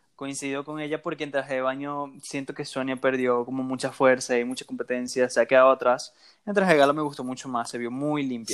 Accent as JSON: {"language": "Spanish", "country": "Venezuela", "said": "Soy venezolano"}